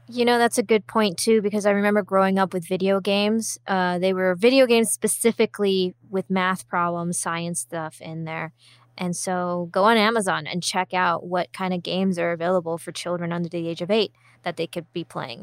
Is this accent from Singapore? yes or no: yes; Singapore; growing up in Singapore